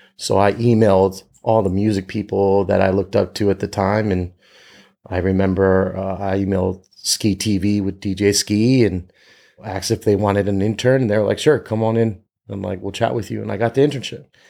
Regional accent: Northern Virginia, United States; moved away as an adult; now in Los Angeles, United States; I grew up in Northern Virginia

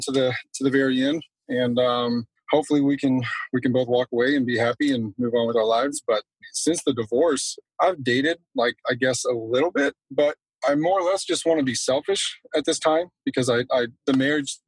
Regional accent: Texas, United States; I was born and raised in Texas

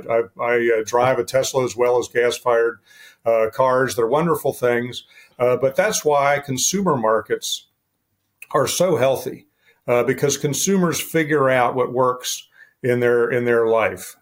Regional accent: West Virginia, United States; I'm a West Virginia boy.

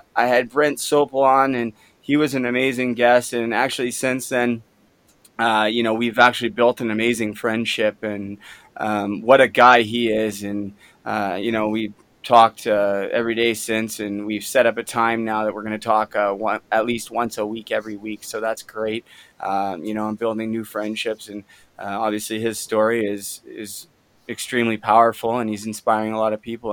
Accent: Canada; growing up in Canada, you know, we all love the game of hockey

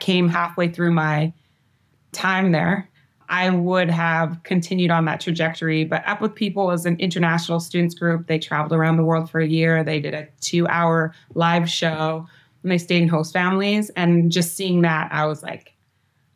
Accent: Victoria, British Columbia, Canada; moved away; I grew up on Vancouver Island, which is a little island outside of Vancouver proper, in a town called Victoria, which is the capital of British Columbia, where I'm from

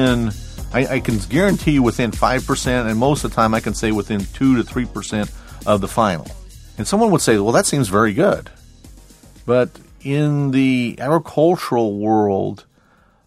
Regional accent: deep southern Illinois, United States; now in Washington, D.C., United States; I grew up in, I always call it deep southern Illinois

